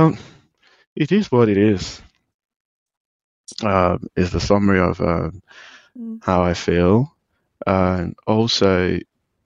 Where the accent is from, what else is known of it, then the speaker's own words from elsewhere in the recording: Nigeria; as a Nigerian